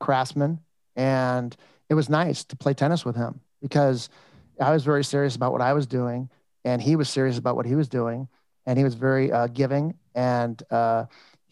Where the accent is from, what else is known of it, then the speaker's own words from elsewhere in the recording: Los Angeles, California, United States; also born or lived in Toronto, Canada; I grew up in the San Fernando Valley in Van Nuys, California